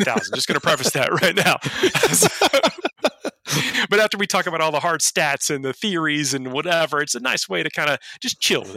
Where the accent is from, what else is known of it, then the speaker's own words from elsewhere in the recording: Georgia, United States; Georgia is my home state